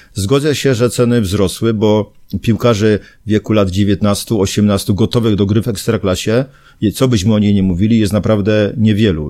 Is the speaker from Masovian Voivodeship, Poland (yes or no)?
no; Zabrze, Silesian Voivodeship, Poland; ja jestem z Zabrza i w tym Zabrzu, z tego miasta nie zamierzam opuszczać